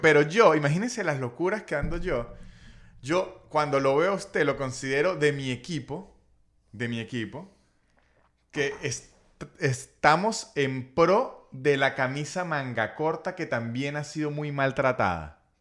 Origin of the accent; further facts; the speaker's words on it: Venezuela; como venezolano